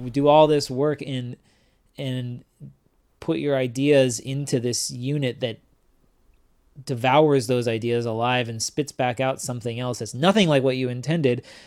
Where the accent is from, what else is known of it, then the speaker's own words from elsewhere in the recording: Washington, District of Columbia, United States; I was raised in Washington, D C, and I was raised under the umbrella of Discord Records